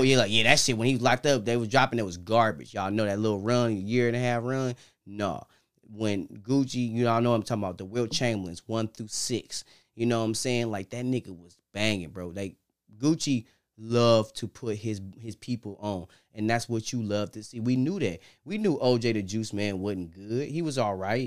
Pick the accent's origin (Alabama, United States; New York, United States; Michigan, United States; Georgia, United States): Michigan, United States; Detroit; Detroit, that's where we come from